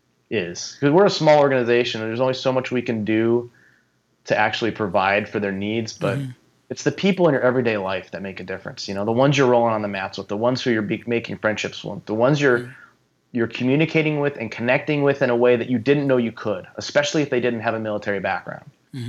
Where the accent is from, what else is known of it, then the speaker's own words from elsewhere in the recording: Minnesota, United States; Like, well, I don't know her, but I know of her. I'm from Minnesota.